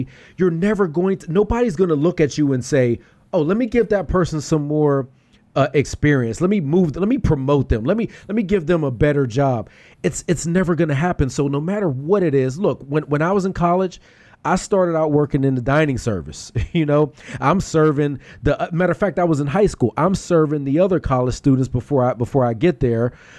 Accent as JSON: {"language": "English", "town": "Pittsburgh", "region": "Pennsylvania", "country": "United States", "lives_now": "Philadelphia, United States", "said": "Let me make it clear to everybody. I'm from Pittsburgh."}